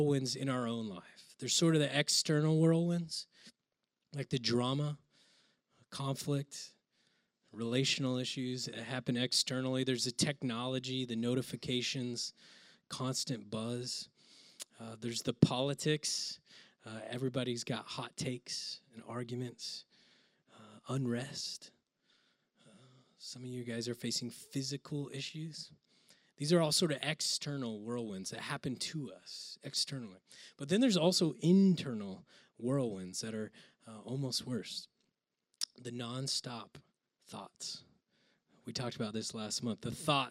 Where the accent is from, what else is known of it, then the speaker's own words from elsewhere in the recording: Oklahoma, United States; I grew up in Oklahoma